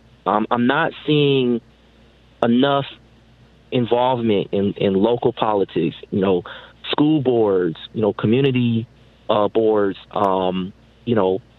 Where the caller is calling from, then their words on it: Detroit, Michigan, United States; I'm calling from the Detroit area.